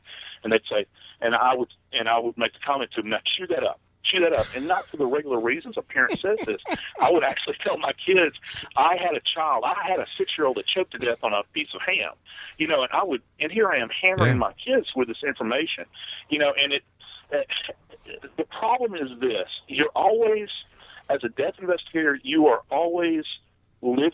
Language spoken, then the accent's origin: English; New Orleans, Louisiana, United States; moved away as an adult; I love the place. It's my hometown